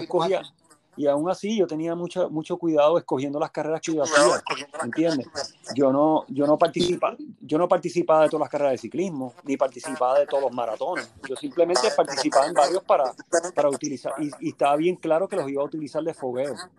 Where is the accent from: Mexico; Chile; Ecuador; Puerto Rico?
Puerto Rico; moved away as an adult; also born or lived in Berkeley, California, United States; yo básicamente vine aquí a Puerto Rico por un periodo de, luego que me gradué, vine por un periodo de un año y medio y rápido me regresé a Estados Unidos